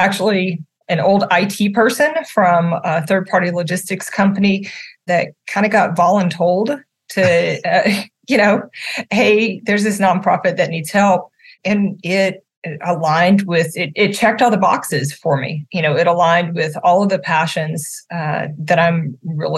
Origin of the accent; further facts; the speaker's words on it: Natchitoches, Louisiana, United States; now in Central Florida, United States; I grew up in this little town called Natchitoches, Louisiana